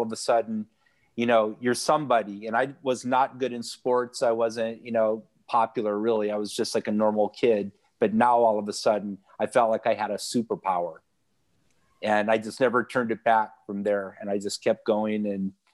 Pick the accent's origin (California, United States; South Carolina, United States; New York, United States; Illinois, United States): California, United States; Santa Cruz; also born or lived in Laguna Beach, California; I was born in Laguna Beach, California. I'm a California native. My family moved to Santa Cruz when I was 3. And I grew up, it's a surf town